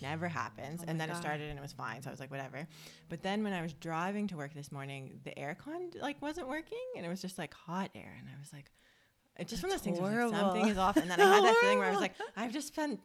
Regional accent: Toronto, Ontario, Canada; moved away as an adult; now in Australia; we are two Canadian sisters who grew up in Toronto and moved across the world to live our dream lives on the beach in Australia

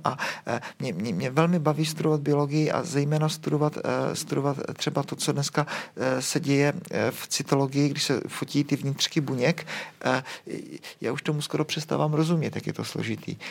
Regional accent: Prague, Czechia; u nás v Praze

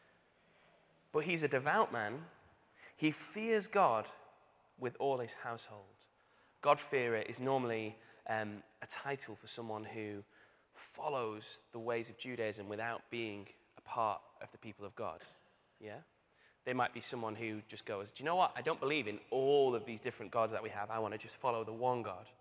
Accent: Manchester, North West England, United Kingdom; moved away; I'm from Manchester.

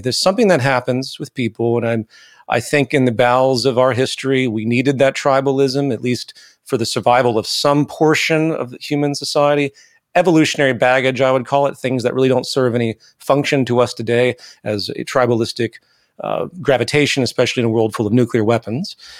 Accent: the American South, United States; I grew up in the South, the American South

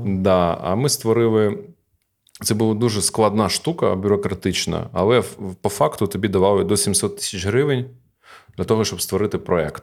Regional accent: Kharkiv, Kharkiv Oblast, Ukraine; born or raised there

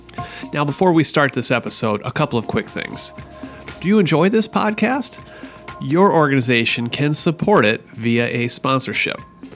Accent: Seattle, Washington, United States; my hometown of Seattle.

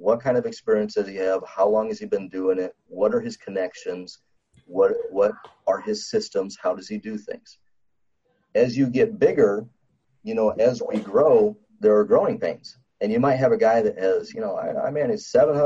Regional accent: South Dakota, United States; I was born in South Dakota. There's a lot of Indian reservations out there. And I kind of grew up seeing people that are dependent upon the government

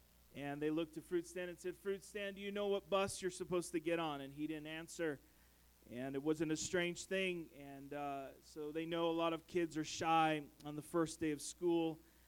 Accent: San Francisco Bay Area, California, United States; moved away; I come from the Bay Area, the San Francisco Bay Area.

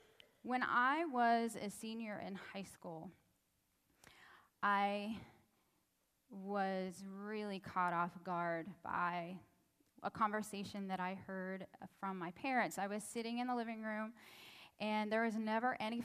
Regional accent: Pittsburgh, Pennsylvania, United States; I grew up in the Pittsburgh area

